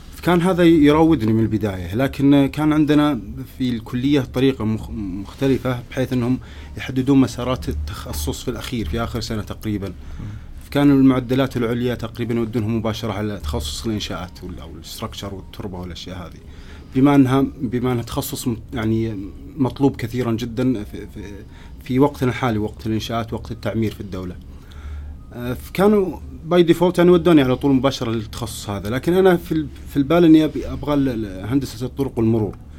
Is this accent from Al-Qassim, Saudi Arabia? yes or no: no; Riyadh, Riyadh Province, Saudi Arabia; also born or lived in Canada; عندنا في الرياض